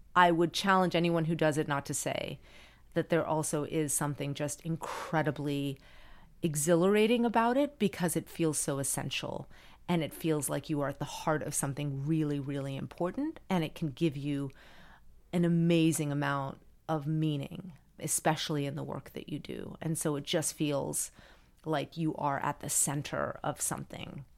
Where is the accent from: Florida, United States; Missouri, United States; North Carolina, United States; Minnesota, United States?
Florida, United States; Miami; I grew up in Miami and everyone spoke Spanish